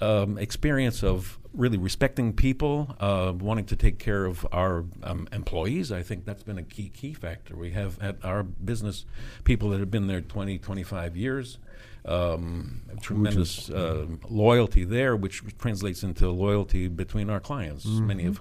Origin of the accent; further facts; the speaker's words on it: McLean, Virginia, United States; also born or lived in New London, Connecticut; I was born in New London, Connecticut, mm-hmm. but have lived in McLean area, mm-hmm. McLean Tyson's Corner, since 1950.